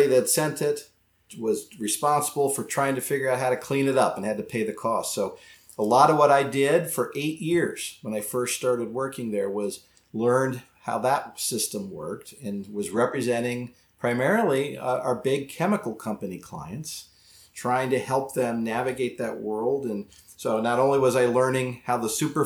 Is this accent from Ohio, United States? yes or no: yes; Dayton, Ohio, United States; also born or lived in Sarasota; I grew up in Dayton, Ohio, and this was the early 80s.